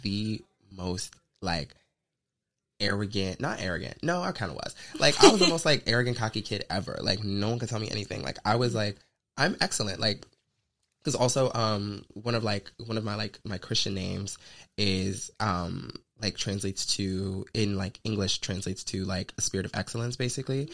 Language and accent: English; the South, United States; I'm from the South. Like I'm a Southern Belle